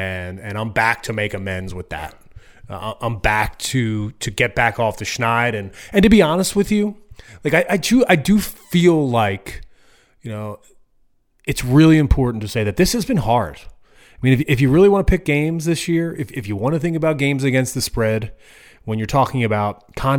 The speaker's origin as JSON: {"language": "English", "region": "Eastern Time Zone", "country": "United States", "tie": "born or raised there", "said": "I grew up in the Eastern time zone my entire life."}